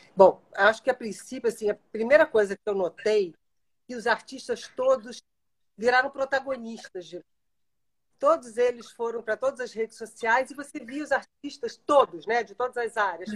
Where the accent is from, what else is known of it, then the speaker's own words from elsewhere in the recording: Brazil; como eu sou brasileira